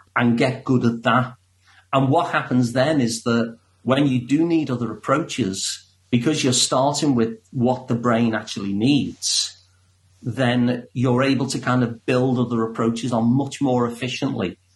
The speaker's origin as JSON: {"language": "English", "town": "Liverpool", "region": "North West England", "country": "United Kingdom", "said": "I'm from Liverpool, so I actually sound like the guy who does your introduction"}